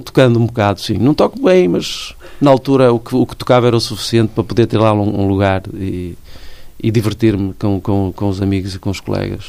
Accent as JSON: {"language": "Portuguese", "town": "Guimarães", "region": "Braga", "country": "Portugal", "tie": "born or raised there", "moved": "as an adult", "lives_now": "Braga, Portugal", "said": "Nasci em Guimarães, nasci no centro histórico, eh, cresci, eh, trabalhei, mas depois, por eh, questões que têm a ver com a minha vida pessoal e familiar, fui viver para Braga"}